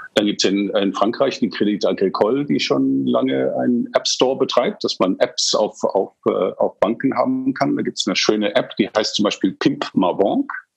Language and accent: German; England, United Kingdom; now in Germany; Also ich bin in England aufgewachsen